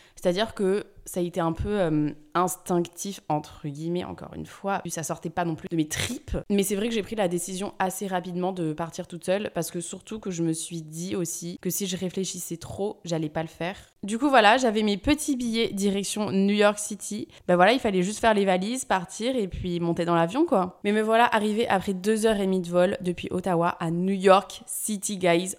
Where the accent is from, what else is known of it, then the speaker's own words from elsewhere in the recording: Bordeaux, Nouvelle-Aquitaine, France; je venais de Bordeaux